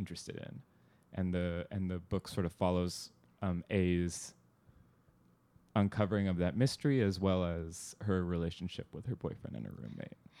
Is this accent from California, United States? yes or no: yes; Southern California, United States; suburb where I grew up in Southern California